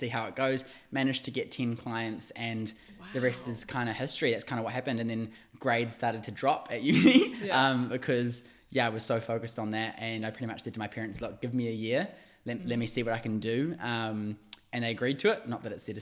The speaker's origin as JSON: {"language": "English", "town": "Waiuku", "region": "Auckland", "country": "New Zealand", "said": "I am originally from South Auckland, a little town called Waiuku. I moved out to the city to do uni"}